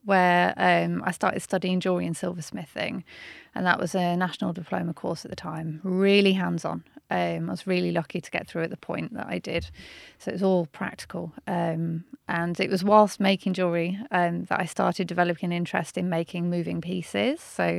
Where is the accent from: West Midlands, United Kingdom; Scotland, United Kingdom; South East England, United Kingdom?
West Midlands, United Kingdom; Birmingham; I'm from Birmingham, North mm-hmm. Birmingham originally